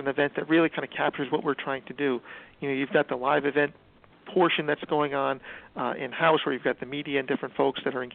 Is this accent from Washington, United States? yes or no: no; Bergen County, New Jersey, United States; I grew up in Bergen County, so I get to be close to my family and friends